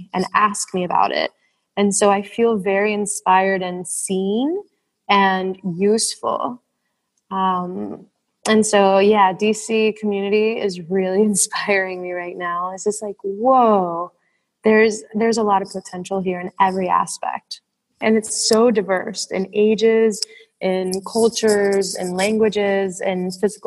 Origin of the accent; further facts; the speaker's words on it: Puerto Rico; moved away as an adult; I'm from the Caribbean. I'm from Puerto Rico.